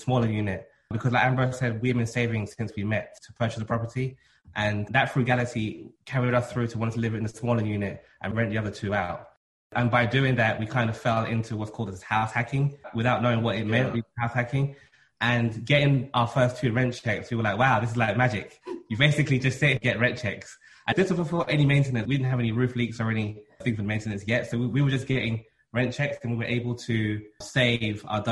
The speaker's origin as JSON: {"language": "English", "region": "London", "country": "United Kingdom", "tie": "born or raised there", "moved": "as an adult", "lives_now": "New York, United States", "said": "I was born and raised in London."}